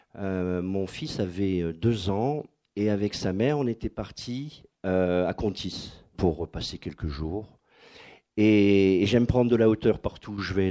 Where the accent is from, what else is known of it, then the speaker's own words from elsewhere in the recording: Dunkirk, Hauts-de-France, France; moved away; toute mon enfance à Dunkerque